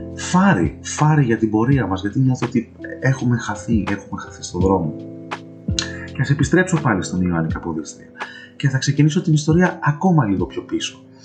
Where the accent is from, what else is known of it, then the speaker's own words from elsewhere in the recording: Greece; εμείς ως Έλληνες